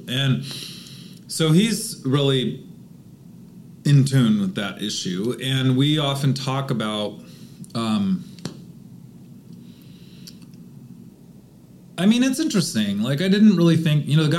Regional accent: United States; also born or lived in Clackamas, Oregon / Seattle, Washington; I grew up in Clackamas, in Seattle, both wealthy neighborhoods

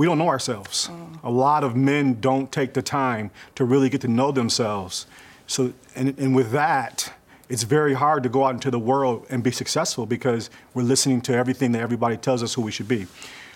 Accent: Kalamazoo, Michigan, United States; now in Raleigh, United States; Born and raised in Kalamazoo, Michigan. I'm here in Raleigh

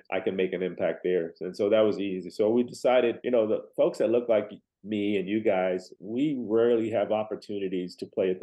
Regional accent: Nashville, Tennessee, United States; moved away as an adult; also born or lived in Fort Hood, Texas; now in San Antonio, United States; I am from Nashville, Tennessee, around in that area.

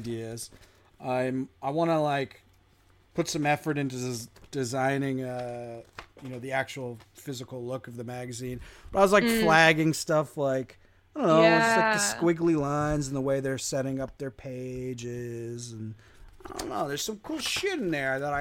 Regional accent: New Jersey, United States; I was born in Jersey. Spent all my summers on the Holy. Jersey Shore.

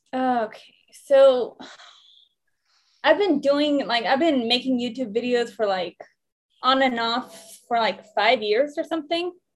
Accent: Iran; now in Sydney, Australia; when I was born in Iran

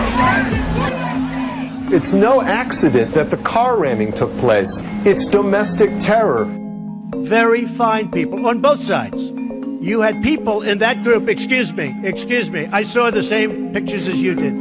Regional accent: Arlington, Virginia, United States; I grew up in Arlington, Virginia

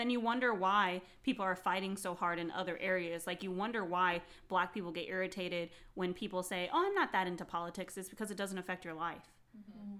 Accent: Phoenix, Arizona, United States; I was raised in Phoenix, which is a big city, very diverse

